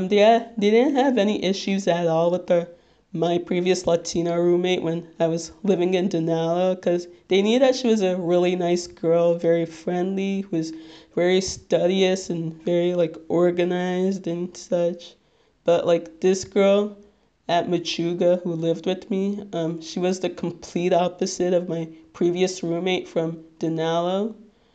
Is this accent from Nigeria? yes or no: yes; Nigeria; So obviously you guys have figured out by now that I'm Nigerian